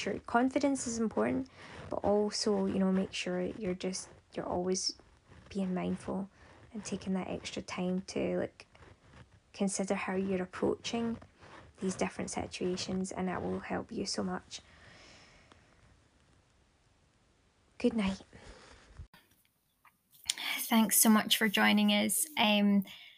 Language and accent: English; Ayr, Scotland, United Kingdom; also born or lived in Aberdeen, Aberdeenshire; my hometown here, Ayrshire, here in Ayr